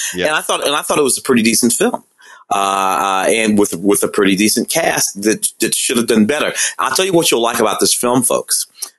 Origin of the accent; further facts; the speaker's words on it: St. Louis, Missouri, United States; I'm from St. Louis.